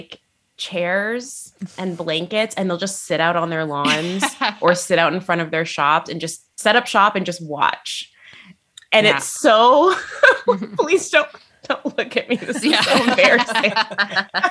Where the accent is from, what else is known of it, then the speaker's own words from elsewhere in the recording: Niagara, Ontario, Canada; also born or lived in Toronto; my hometown in Niagara.